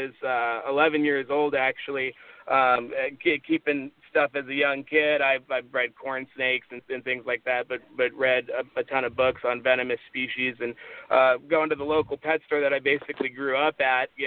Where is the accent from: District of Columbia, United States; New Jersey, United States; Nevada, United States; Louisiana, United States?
Nevada, United States; Las Vegas; moved away; I grew up in Las Vegas, Nevada